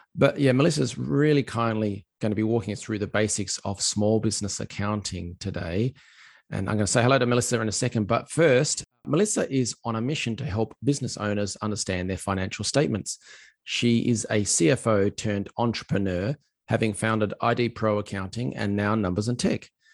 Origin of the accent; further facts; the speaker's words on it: Australia; as an Aussie